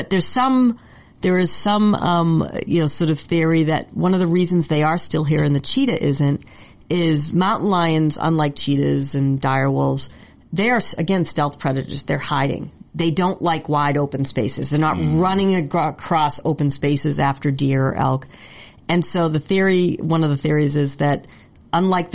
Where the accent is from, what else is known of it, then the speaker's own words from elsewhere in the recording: north of Boston, Massachusetts, United States; now in California, United States; I grew up in Massachusetts